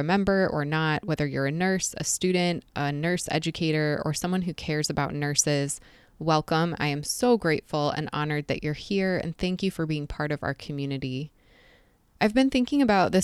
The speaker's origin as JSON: {"language": "English", "region": "Southeast Michigan", "country": "United States", "tie": "born or raised there", "moved": "as an adult", "lives_now": "Jacksonville, United States", "said": "I've lived most of my life in Southeast Michigan, which I've been told is rather obvious from my accent"}